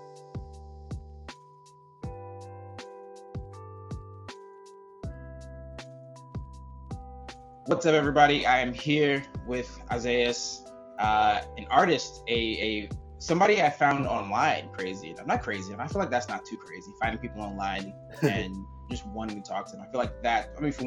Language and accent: English; New York City, New York, United States; moved away; also born or lived in Los Angeles; I'm originally from New York City